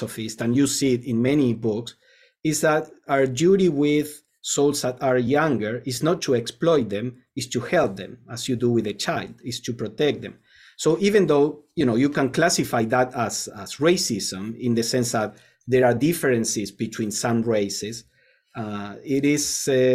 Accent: Argentina; moved away; I come from Argentina where college is free

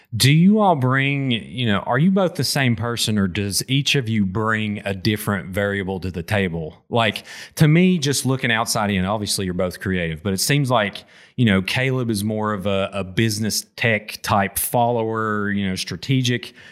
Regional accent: McDowell County, West Virginia, United States; also born or lived in Wyoming County, West Virginia; I grew up in McDowell

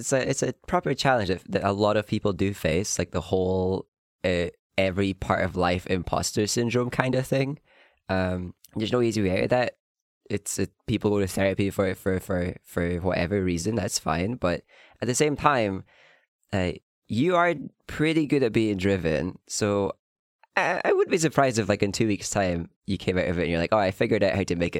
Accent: Glasgow, Scotland, United Kingdom; If you turn on the radio in Glasgow and they're all doing their... I'm from Glasgow, but...

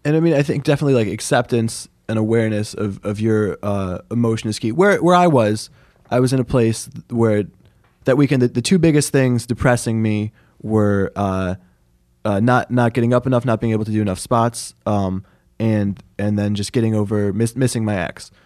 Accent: Syracuse, New York, United States; I am from Syracuse

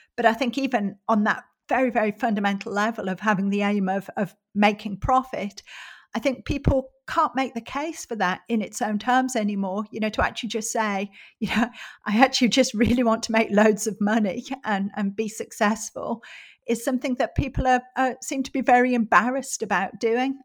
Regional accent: Middlesbrough, North East England, United Kingdom; my hometown of Middlesbrough is a very industrial, uh, very deprived, socially deprived area in the northeast of England

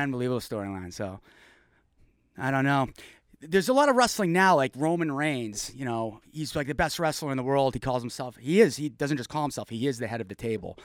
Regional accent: Mansfield, Massachusetts, United States; also born or lived in Foxborough, Massachusetts; I grew up in Mansfield, moved over to Foxborough

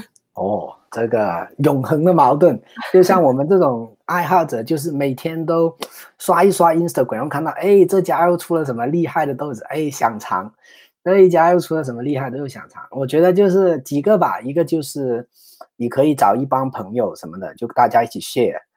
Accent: China; now in San Francisco Bay Area, United States; 我们中国人

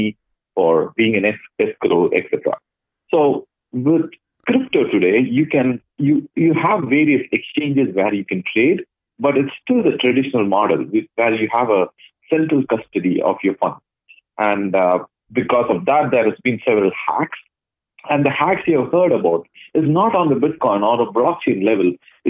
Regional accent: Chennai, Tamil Nadu, India; moved away as an adult; also born or lived in Dubai / Ottawa; now in Toronto, Canada; I come from a city called Chennai, and I grew up in Chennai until I was around 20.

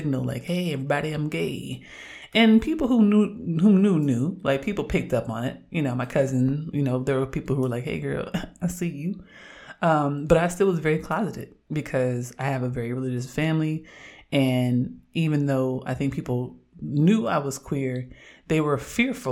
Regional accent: Oakland, California, United States; growing up in Oakland

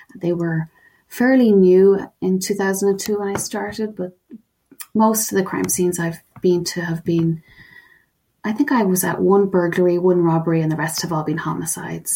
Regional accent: Ireland; accent: Irish

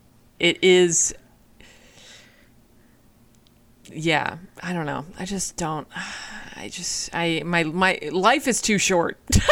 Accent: Boston, Massachusetts, United States; my hometown of Boston, Massachusetts

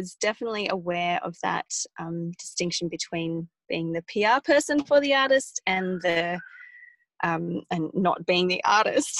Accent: Wagga Wagga, New South Wales, Australia; also born or lived in Sydney; now in Blue Mountains, Australia; growing up in Wagga

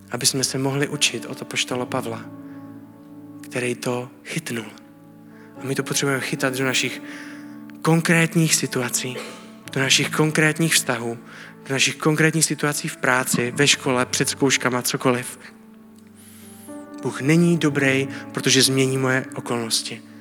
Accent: Czechia; A jsem Čech, ale jsem následovník Ježíše Krista.

